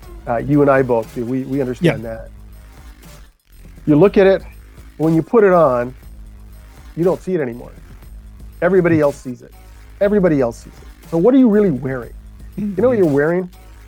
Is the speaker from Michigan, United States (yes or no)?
yes; Michigan, United States; I had a love for the Detroit Tigers when I was a boy growing up in Michigan.